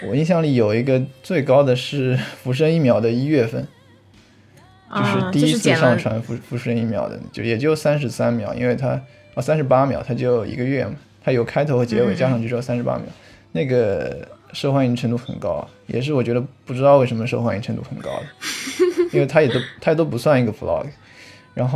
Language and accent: Chinese; Suzhou, Jiangsu, China; 我是苏州的